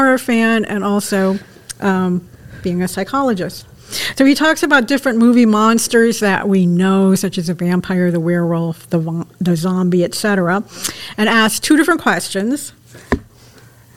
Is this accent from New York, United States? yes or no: yes; Brockport, New York, United States; when I was little girl growing up in Brockport